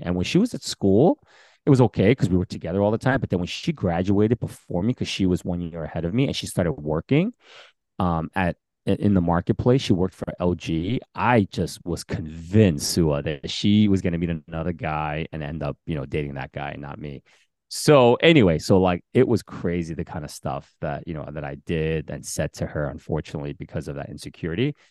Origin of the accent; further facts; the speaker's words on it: Bergen County, New Jersey, United States; also born or lived in Queens, New York; growing up in Bergen County